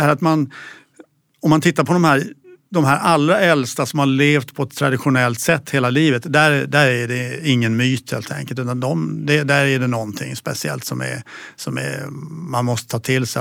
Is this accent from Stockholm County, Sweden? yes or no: no; Kalmar, Kalmar County, Sweden; jag är uppväxt i Kalmar